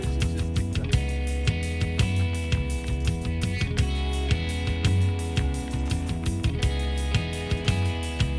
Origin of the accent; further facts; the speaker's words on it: Chicago, Illinois, United States; now in Canada; I'm from Chicago, Illinois